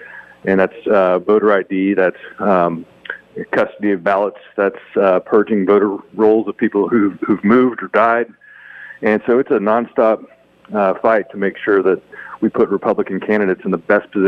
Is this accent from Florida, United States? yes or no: no; Texas, United States; in my home state of Texas